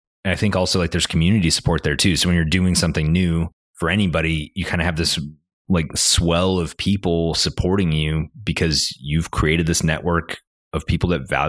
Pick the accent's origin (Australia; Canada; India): Canada; moved away as an adult; now in Northwest Arkansas, United States; I'm Canadian.